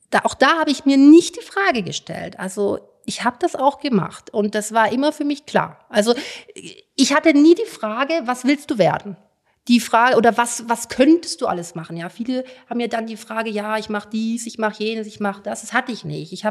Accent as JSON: {"language": "German", "region": "Bavaria", "country": "Germany", "tie": "born or raised there", "also_born_or_lived": "Munich", "said": "Ich bin in München geboren. Ich hab, äh, auf dem, auf dem, bin auf dem Land groß geworden, am Starnberger See habe in München studiert"}